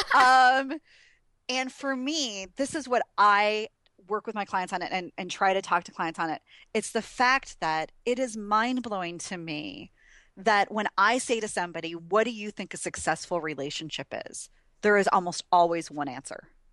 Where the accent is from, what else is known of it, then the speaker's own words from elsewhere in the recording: Wisconsin, United States; I'm from Wisconsin, Packerland, so everybody wears cheese heads